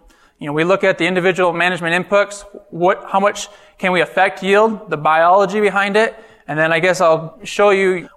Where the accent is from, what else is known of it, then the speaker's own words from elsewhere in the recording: north of Eau Claire, northwestern Wisconsin, United States; moved away as an adult; now in Illinois, United States; I hail from Wisconsin, northwestern Wisconsin, north of Eau Claire